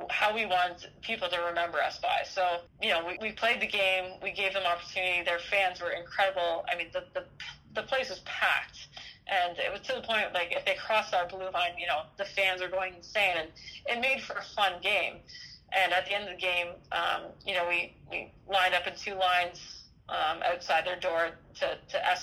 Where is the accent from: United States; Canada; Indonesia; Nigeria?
Canada; camaraderie and pride in being Canadian